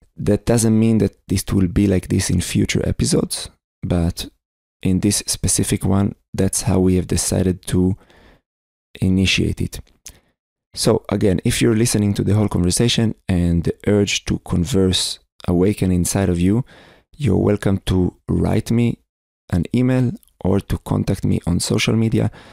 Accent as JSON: {"language": "English", "country": "Israel", "said": "I am from Israel"}